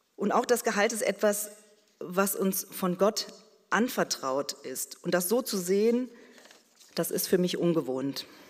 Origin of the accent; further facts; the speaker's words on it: Berlin, Germany; ich bin mit meiner Schwester in Berlin geboren und aufgewachsen